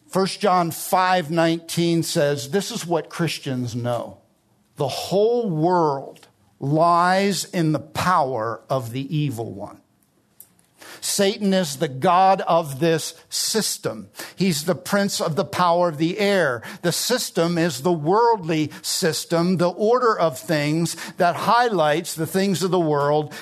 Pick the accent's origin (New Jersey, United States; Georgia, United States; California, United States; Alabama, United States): New Jersey, United States; I grew up in South Jersey, it's the garden state